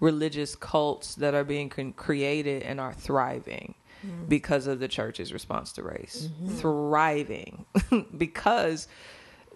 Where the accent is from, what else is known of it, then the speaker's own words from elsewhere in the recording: St. Louis, Missouri, United States; also born or lived in Chicago; now in Atlanta, United States; I'm from St. Louis